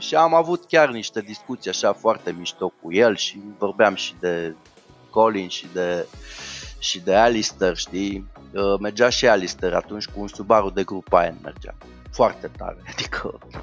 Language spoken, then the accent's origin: Romanian; Brașov, Brașov County, Romania; sunt brașovean